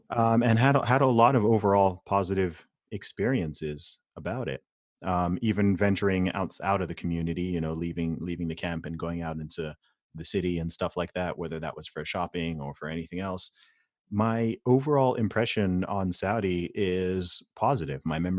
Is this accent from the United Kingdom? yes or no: yes; United Kingdom; born there; So my family background is originally from Nigeria. I was born in the UK. I'm a British citizen. I live in the UK.